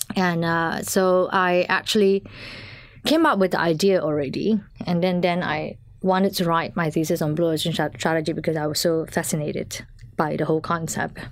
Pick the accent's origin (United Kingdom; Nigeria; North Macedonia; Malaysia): Malaysia; moved away as an adult; now in Finland; I'm originally from Malaysia